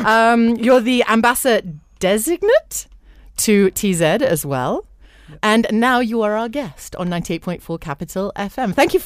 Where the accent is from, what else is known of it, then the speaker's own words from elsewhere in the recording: Kenya; We are all Kenyan, whatever creed or color